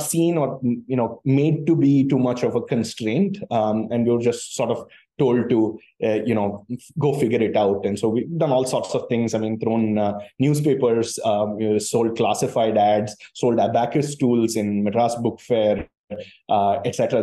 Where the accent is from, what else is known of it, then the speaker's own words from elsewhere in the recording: Chennai, Tamil Nadu, India; born and brought up in Chennai, um, uh, you know, fairly typical sort of middle class uh, South Indian Tamil Brahmin family